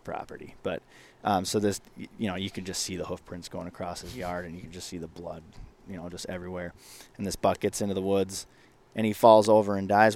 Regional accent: Northwest Minnesota, United States; when I was growing up in Northwest Minnesota

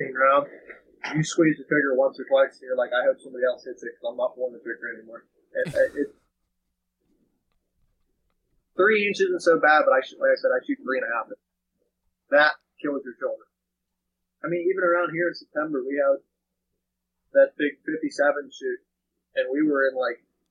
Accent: Pennsylvania, United States

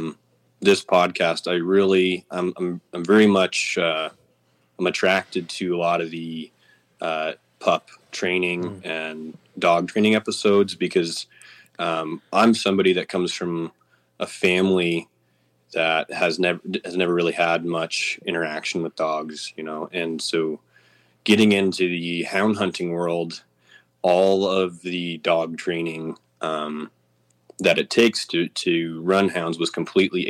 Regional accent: Missoula, Montana, United States; born in Missoula, and my family moved west of Missoula, and we've been living in this country ever since

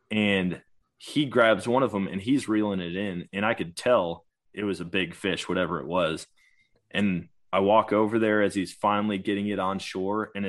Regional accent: Wisconsin, United States; I'm from Wisconsin, man. We don't have things like this there.

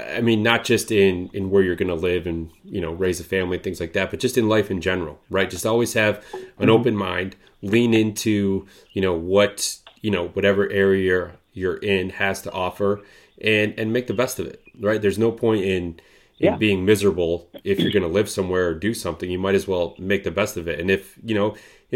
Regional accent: Michigan, United States; moved away; also born or lived in Chicago; I grew up in Michigan, and like I mentioned, I think before we started recording, a pretty rural area.

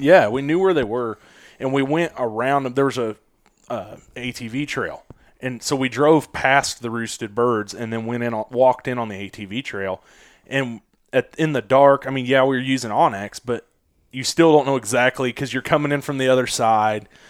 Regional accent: Kansas City, Missouri, United States; Missouri, Kansas City area

